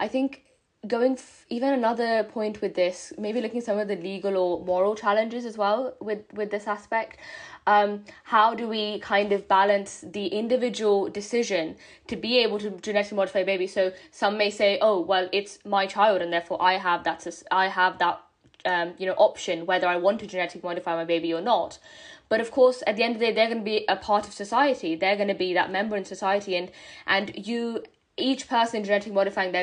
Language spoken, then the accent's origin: English; India; as an Indian myself